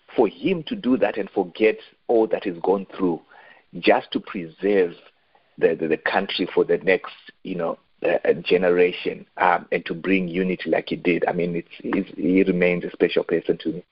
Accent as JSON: {"language": "English", "country": "Zimbabwe", "tie": "born or raised there", "said": "I grew up in Zimbabwe."}